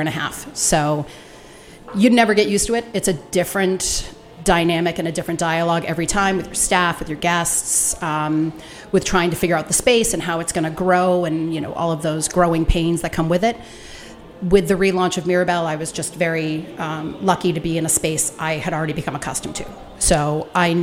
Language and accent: English; Cohasset, Massachusetts, United States; in the town I grew up in Cohasset